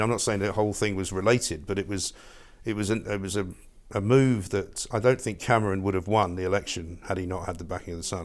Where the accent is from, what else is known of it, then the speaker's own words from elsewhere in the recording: England, United Kingdom; accent: English; moved away as an adult; also born or lived in New York, United States; my English accent